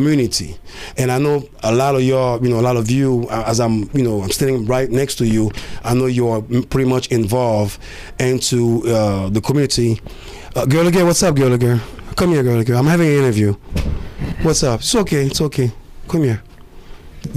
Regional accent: Côte d’Ivoire; now in Phoenix, United States; I came from Cote d'Ivoire

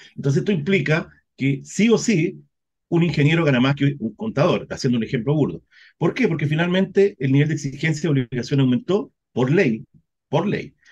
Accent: Chile; estamos en Chile, nosotros sabemos cómo somos los chilenos

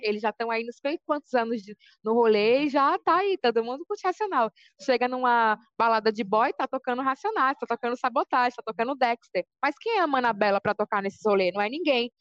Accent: Salvador, Bahia, Brazil; now in São Paulo, Brazil; Eu sou de Salvador, Bahia, mas moro aqui em São Paulo.

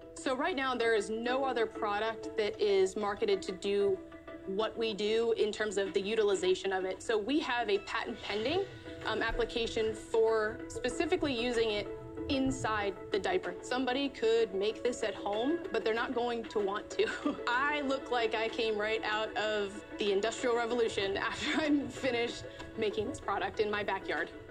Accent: Winterville, North Carolina, United States; I'm from Winterville, North Carolina

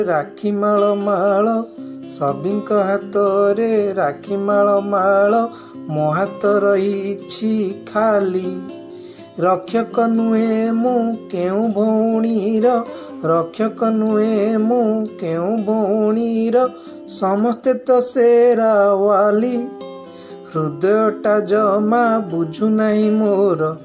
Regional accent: Odisha, India; first language Odia; Hindi is a second language; ओडिशा से हूँ

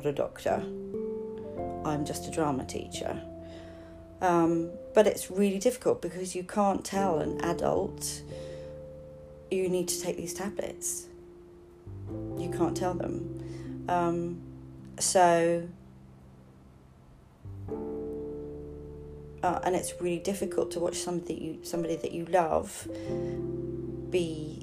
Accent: London, United Kingdom; I grew up in Highgate

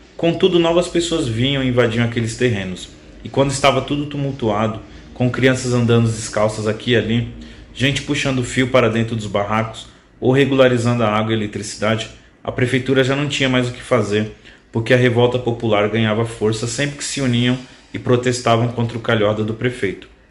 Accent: Itapecerica da Serra, São Paulo, Brazil; sou nascido e criado em Tapsirica da Serra, divisa com São Paulo

